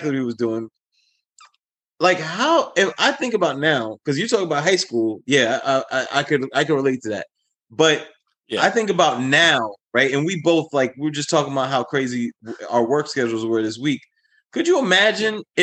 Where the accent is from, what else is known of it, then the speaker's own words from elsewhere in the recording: New York City, New York, United States; as a New Yorker, you kind of get trained, especially if you, like, you were a subway kid.